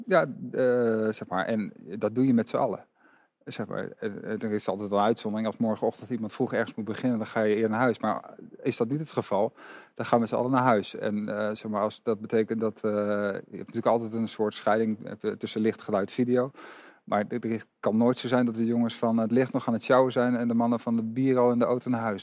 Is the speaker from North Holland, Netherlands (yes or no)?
no; Amersfoort, Utrecht, Netherlands; een stadsgenoot, ik ben ook Amersfoorter.